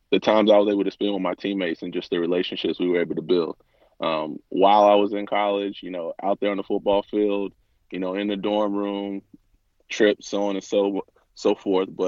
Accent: Atlanta, Georgia, United States; now in Texas, United States; Atlanta is I mean a great place. It taught me a lot. I would say it's very, very fast paced. Um, in comparison to Texas, I feel like we have a lot of, I say we now because I've been in Texas so long, I consider myself a, a Texan as well.

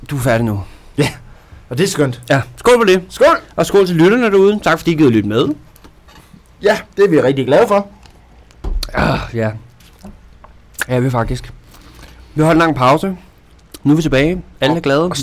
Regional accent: Jutland, Denmark; er vi jyder kan lide

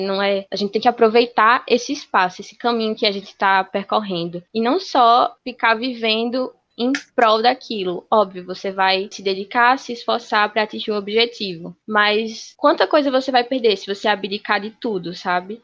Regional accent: Natal, Rio Grande do Norte, Brazil; sou daqui de Natal, mas atualmente acabei de ingressar no Cisu 2020 para a Universidade Federal da Paraíba

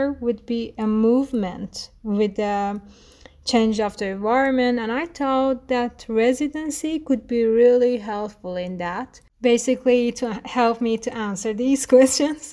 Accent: Tehran, Tehran Province, Iran; first language Persian; English is a second language; also born or lived in Kashan; I was born in Tehran and my father is from Kashan. Since I was born, my parents has always moving from Kashan to Tehran and Tehran to Kashan.

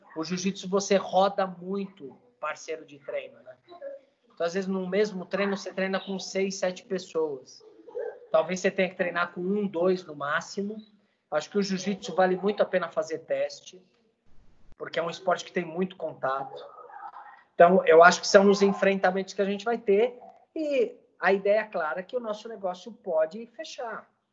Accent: Brazil; como cidadão, como brasileiro

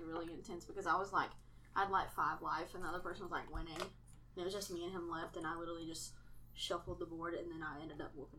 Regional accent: Ohio, United States; I'm from Ohio

